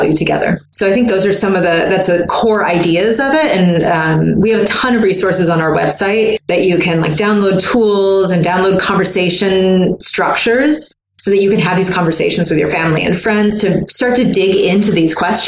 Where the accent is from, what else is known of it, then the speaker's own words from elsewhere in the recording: the South, United States; I'm from the South